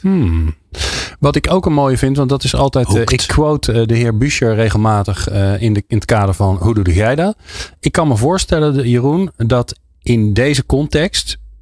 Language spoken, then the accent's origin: Dutch; Netherlands; als Nederlander